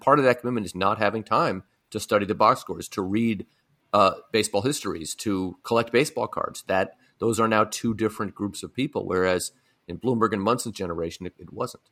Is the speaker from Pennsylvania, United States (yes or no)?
no; San Francisco, California, United States; I grew up in San Francisco